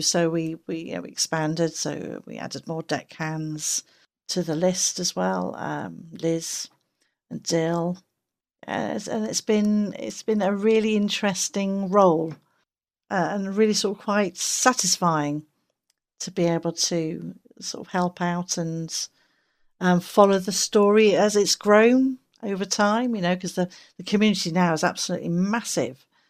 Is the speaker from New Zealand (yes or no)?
no; England, United Kingdom; I'm English